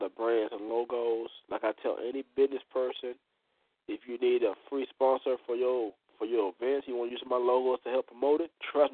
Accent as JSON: {"language": "English", "region": "Florida", "country": "United States", "tie": "born or raised there", "moved": "as an adult", "lives_now": "Georgia, United States", "said": "I'm originally from Florida State, born and raised"}